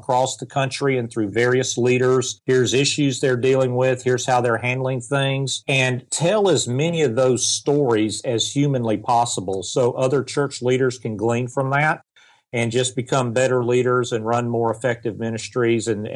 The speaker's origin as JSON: {"language": "English", "region": "the South", "country": "United States", "accent": "Southern", "said": "I'm from the South, if you can't tell by my accent. So we have a Canadian and a Southerner"}